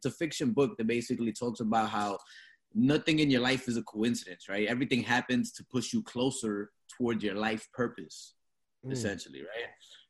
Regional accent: New York, United States; moved away; And I'm from New York originally, right? Just to get my little background on myself. I'm from New York, working class family, joined the military for a little bit.

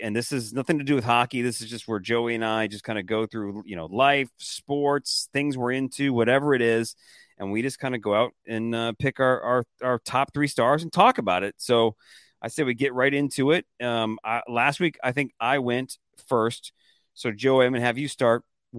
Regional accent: Detroit, Michigan, United States; Yeah, I don't know if I've ever told you that before, but I am. I was born in Detroit.

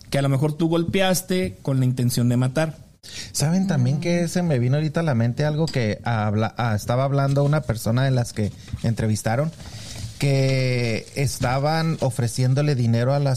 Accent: Mexico; Porque soy también mexicano.

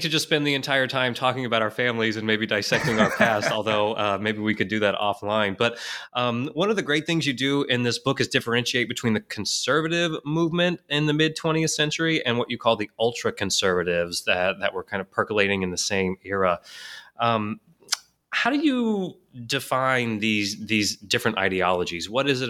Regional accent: Houston, Texas, United States; I grew up in Houston

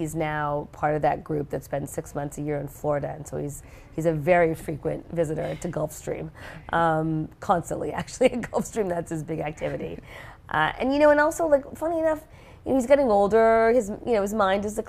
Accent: Montreal, Quebec, Canada; moved away; also born or lived in Singapore / Geneva, Switzerland; I grew up in Montreal, Canada

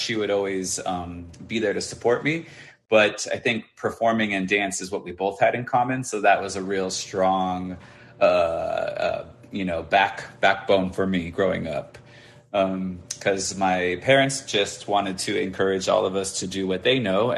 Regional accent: suburb 45 minutes outside of LA, California, United States; my hometown was maybe like 45 minutes from outside of LA, but it was a suburb.

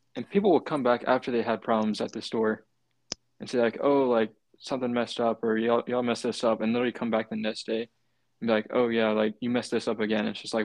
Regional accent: Atlanta, Georgia, United States; I'm from Atlanta.

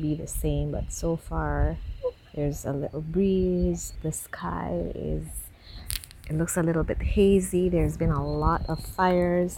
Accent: Belize; I am from Belize, Central America

